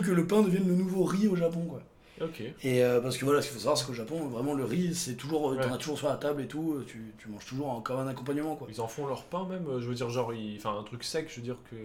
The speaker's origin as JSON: {"language": "French", "town": "Montélimar", "region": "Auvergne-Rhône-Alpes", "country": "France", "tie": "born or raised there", "said": "ma ville natale"}